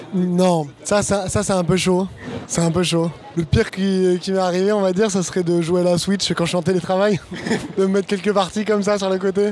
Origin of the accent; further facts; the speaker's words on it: Bordeaux, Nouvelle-Aquitaine, France; moved away as an adult; now in Paris, France; je suis un Bordelais d'origine. je suis arrivé à Paris il y a deux ans